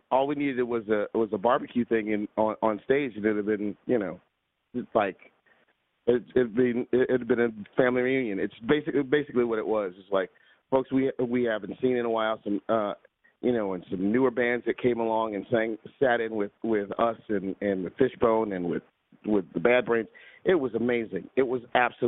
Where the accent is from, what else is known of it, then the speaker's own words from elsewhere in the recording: New York City, New York, United States; in Brooklyn, because that's where I'm from